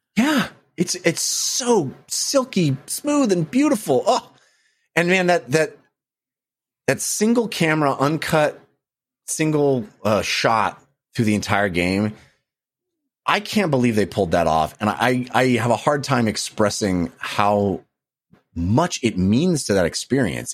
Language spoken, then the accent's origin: English; Bay Area, California, United States; growing up in the Bay Area